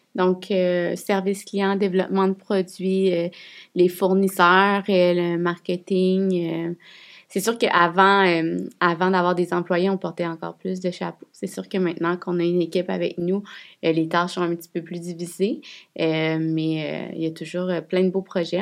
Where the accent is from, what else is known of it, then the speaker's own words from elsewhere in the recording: Quebec City, Quebec, Canada; On est de Québec